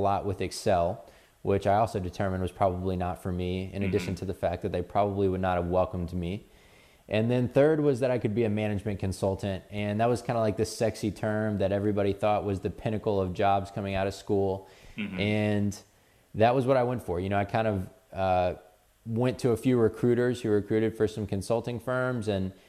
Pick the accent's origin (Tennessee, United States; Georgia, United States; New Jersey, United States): Georgia, United States; Atlanta; I spent most of my life growing up in Atlanta.